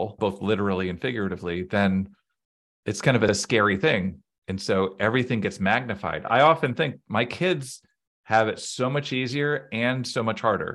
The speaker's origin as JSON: {"language": "English", "town": "Boston", "region": "Massachusetts", "country": "United States", "tie": "born or raised there", "said": "I grew up in the Boston area"}